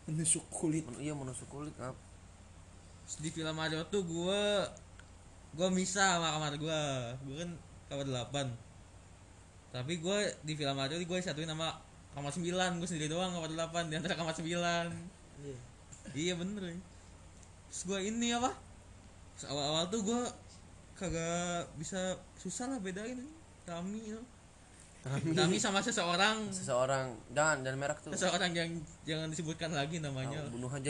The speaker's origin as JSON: {"language": "Indonesian", "town": "Bandung", "region": "West Java", "country": "Indonesia", "said": "kan panas banget ya gua kan orang Bandung kagak kagak biasa panas lah"}